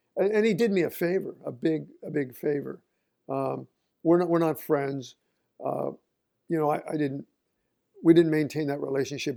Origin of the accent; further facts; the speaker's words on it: Oregon, United States; moved away as an adult; I grew up in Oregon